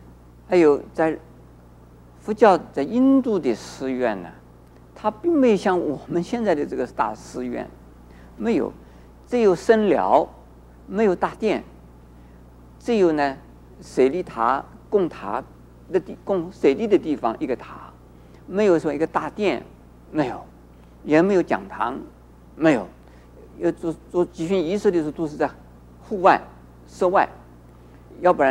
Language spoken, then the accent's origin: Chinese; China; 而我们中国人呢，古礼本身本来也很好，可是后来就变成了繁文縟节，